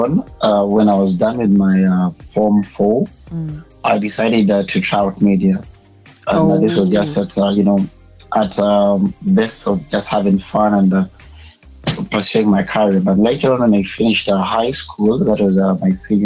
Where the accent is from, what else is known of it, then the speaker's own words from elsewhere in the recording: Uganda; I was born and raised in Uganda